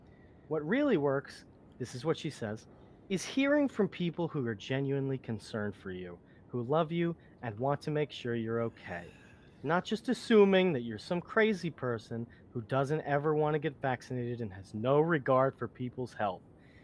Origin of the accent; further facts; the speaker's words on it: Alabama, United States; but I grew up in Alabama.